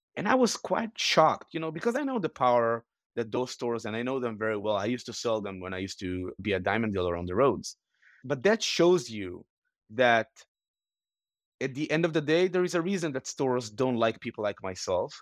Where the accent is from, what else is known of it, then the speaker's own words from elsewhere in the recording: Israel; moved away as an adult; also born or lived in Los Angeles; I was born and raised in Israel on a small farm